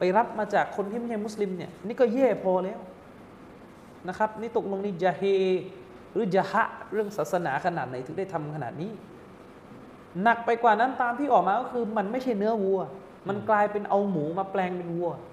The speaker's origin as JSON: {"language": "Thai", "region": "Southern Thailand", "country": "Thailand", "tie": "born or raised there", "moved": "yes", "lives_now": "Bangkok, Thailand", "said": "เด็กใต้มาอยู่"}